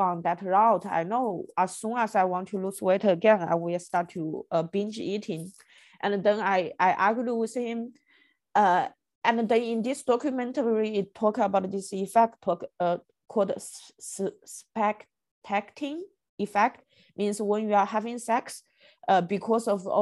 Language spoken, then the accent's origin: English; China; moved away; I grew up in China